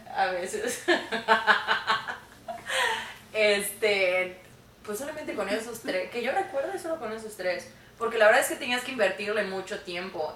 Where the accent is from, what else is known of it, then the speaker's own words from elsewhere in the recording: Mérida, Yucatán, Mexico; moved away as an adult; now in Canada; yo soy de Mérida, Yucatán